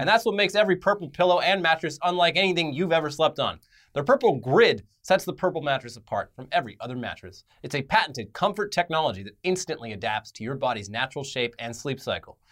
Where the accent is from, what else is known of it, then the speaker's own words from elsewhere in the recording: United States; We're American